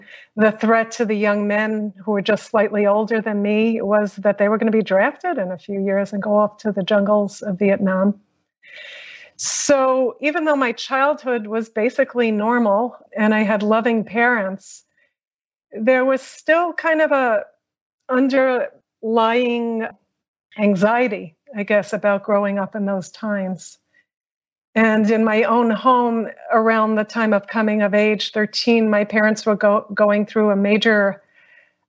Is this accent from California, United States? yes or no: no; New York, United States; I grew up in New York